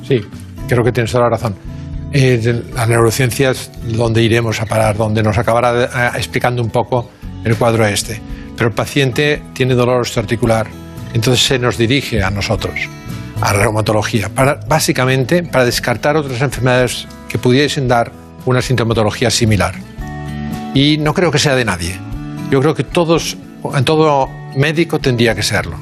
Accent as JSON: {"language": "Spanish", "town": "Barcelona", "region": "Catalonia", "country": "Spain", "tie": "born or raised there"}